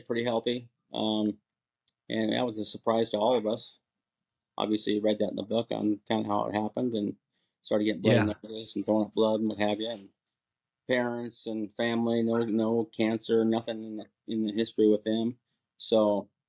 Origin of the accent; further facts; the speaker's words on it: Port Angeles, Washington, United States; moved away as an adult; also born or lived in San Clemente, California; I grew up in Port Angeles, Washington, up on the coast, and went in the Marine Corps right out of high school